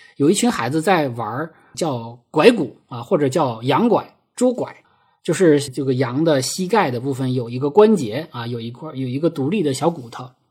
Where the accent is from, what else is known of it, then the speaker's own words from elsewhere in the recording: a state farm in Heilongjiang, China; 我出生在，呃，黑龙江的一个国营农场